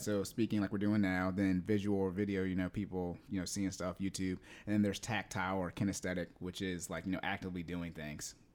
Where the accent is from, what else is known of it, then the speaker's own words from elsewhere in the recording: Yuma, Arizona, United States; I was born in Arizona, in Yuma